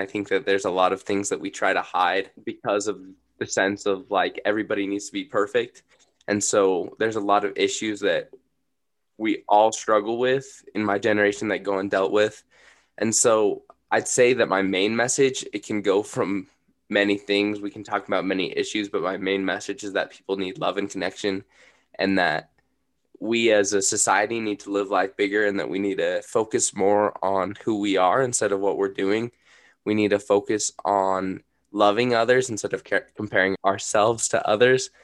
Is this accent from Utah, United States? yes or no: yes; Bountiful, Utah, United States; I was raised in Bountiful, Utah